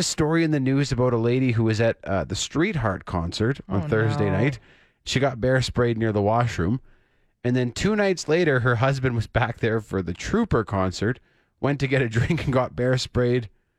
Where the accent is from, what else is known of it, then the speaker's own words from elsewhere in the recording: Saskatoon, Saskatchewan, Canada; In my hometown of Saskatoon